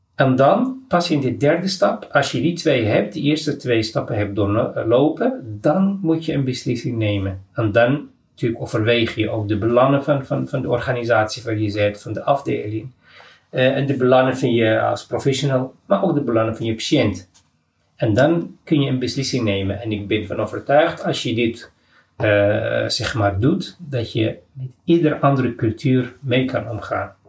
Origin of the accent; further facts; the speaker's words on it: Morocco; now in Amsterdam, Netherlands; uit Marokko